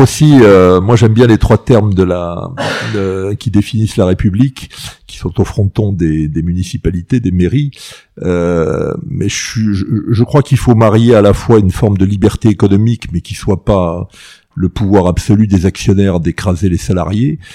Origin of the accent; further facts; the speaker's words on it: Ajaccio, Corsica, France; moved away; also born or lived in Paris; j'ai plutôt un bon souvenir de mon enfance à, à Ajaccio